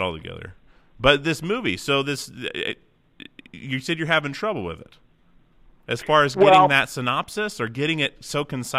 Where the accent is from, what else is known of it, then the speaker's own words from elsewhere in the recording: Alaska, United States; I'm from Alaska. I grew up in Alaska. I'm 35